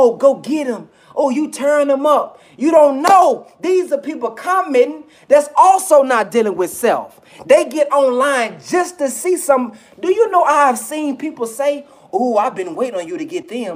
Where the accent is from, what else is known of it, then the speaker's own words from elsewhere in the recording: the South, United States; I'm from the South, so I say filth